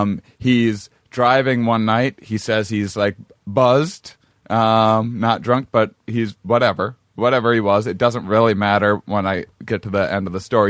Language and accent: English; La Crosse, Wisconsin, United States; Lacrosse, Wisconsin, my hometown